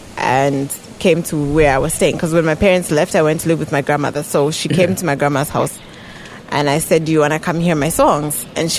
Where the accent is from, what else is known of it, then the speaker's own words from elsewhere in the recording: Lusaka, Lusaka Province, Zambia; also born or lived in Kitwe, Zambia / Windhoek, Namibia; So I was born in Lusaka, raised in Lusaka. I only left Lusaka for 2 years to do secondary school in Kitwe.